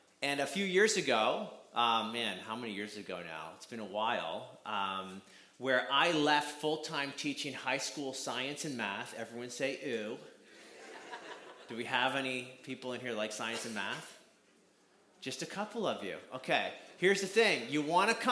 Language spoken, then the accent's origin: English; Canada; I'm from Canada, so you're going to hear out about, you're going to hear the accent